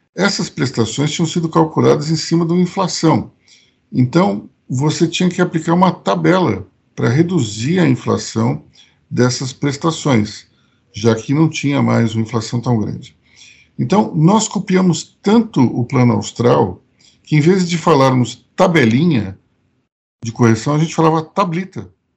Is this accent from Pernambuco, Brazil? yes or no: yes; Recife, Pernambuco, Brazil; E como eu nasci no Recife, minha família é de Pernambuco, eu conheço bem o, o sertão nordestino